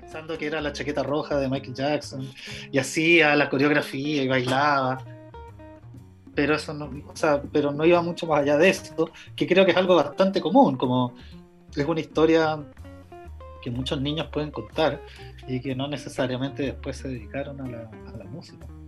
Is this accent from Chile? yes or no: yes; Chile; moved away as an adult; also born or lived in London; vengo de Chile